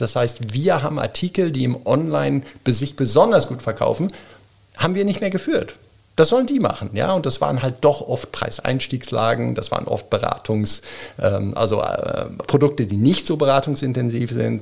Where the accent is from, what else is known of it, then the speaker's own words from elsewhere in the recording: Bremen, Germany; also born or lived in Zurich, Switzerland / Geneva, Switzerland; now in Wiener Neustadt, Austria; ein geborener, gebürtiger Bremer, Bremen-Fegesack